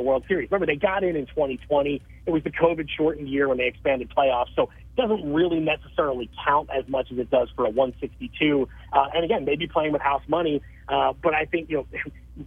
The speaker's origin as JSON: {"language": "English", "town": "Philadelphia", "region": "Pennsylvania", "country": "United States", "tie": "born or raised there", "moved": "yes", "said": "Philadelphia is my hometown"}